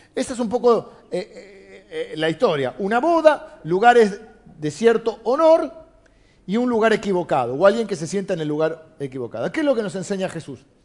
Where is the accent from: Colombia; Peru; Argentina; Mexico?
Argentina; soy argentino